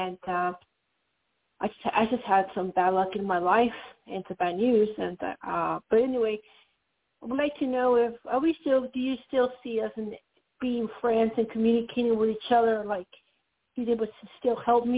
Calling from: Colorado, United States; Colorado, calling you from Skype.

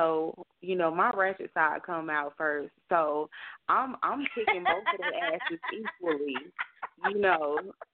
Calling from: Alabama, United States; calling from Alabama.

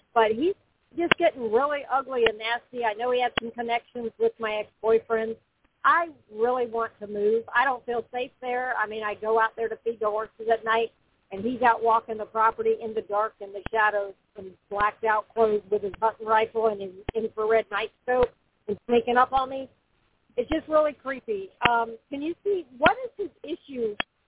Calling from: Florida, United States; Oh, I'm sorry. I'm in Florida.

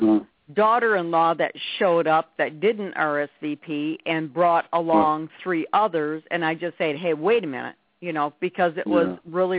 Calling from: Rogers City, Michigan, United States; Roger City, Michigan.

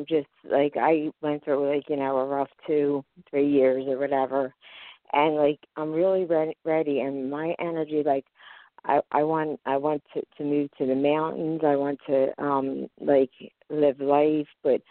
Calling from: Philadelphia, Pennsylvania, United States; I'm calling from Philadelphia, Pennsylvania.

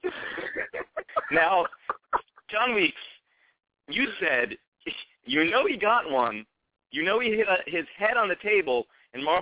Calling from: New York City, New York, United States; I'm calling from Brooklyn, New York.

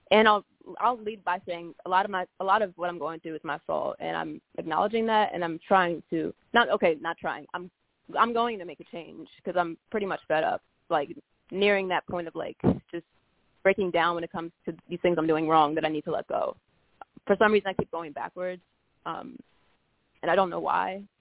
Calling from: Baltimore, Maryland, United States; I'm calling from {S1} Baltimore.

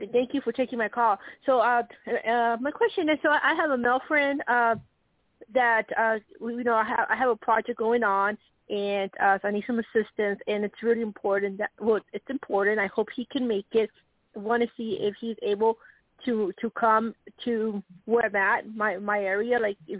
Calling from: Nebraska, United States; from Nebraska

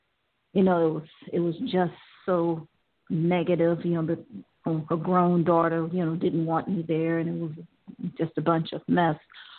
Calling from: Ohio, United States; I'm calling from Ohio.

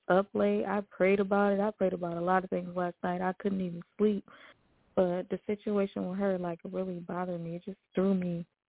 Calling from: New York, United States; calling from New York.

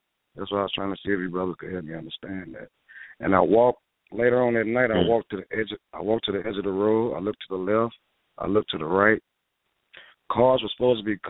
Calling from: New Orleans, Louisiana, United States; I'm calling from New Orleans.

